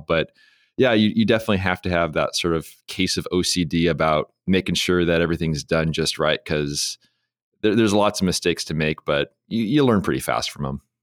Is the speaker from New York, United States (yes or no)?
no; San Diego, California, United States; I'm from San Diego